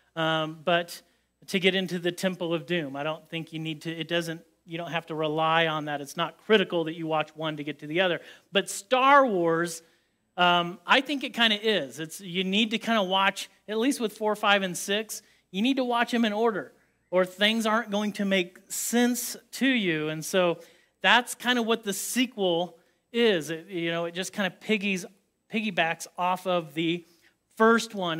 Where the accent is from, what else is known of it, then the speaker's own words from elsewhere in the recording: Indiana, United States; I grew up in Indiana